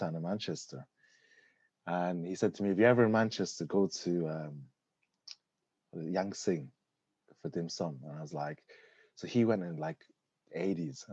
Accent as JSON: {"language": "English", "town": "Navan", "region": "Leinster", "country": "Ireland", "tie": "born or raised there", "also_born_or_lived": "Malaysia / Scotland", "moved": "as an adult", "lives_now": "United Kingdom", "said": "I grew up in County Meath, in Navan"}